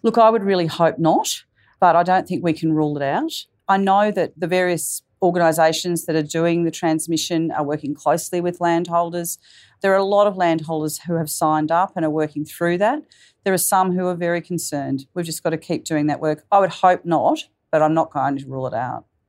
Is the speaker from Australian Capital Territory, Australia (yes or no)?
yes; Canberra, Australian Capital Territory, Australia; as a young person, I grew up in Canberra.